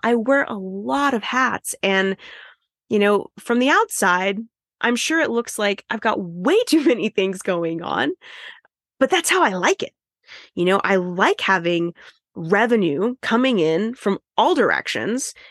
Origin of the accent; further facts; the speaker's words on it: United States; I'm American